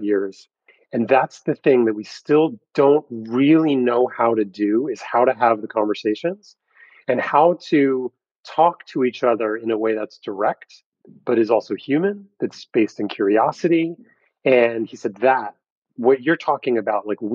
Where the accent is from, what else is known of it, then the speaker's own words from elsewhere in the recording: New York, United States; I grew up in New York in a very sort of New York-centric environment in childhood